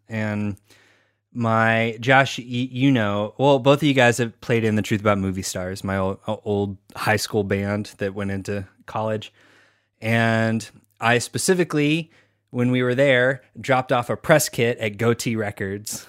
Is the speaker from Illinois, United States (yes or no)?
no; Texas, United States; we're all from Texas. So I, I don't say the T.